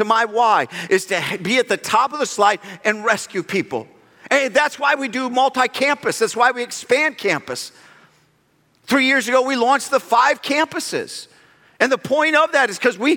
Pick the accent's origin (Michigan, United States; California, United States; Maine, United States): Michigan, United States; we're from Michigan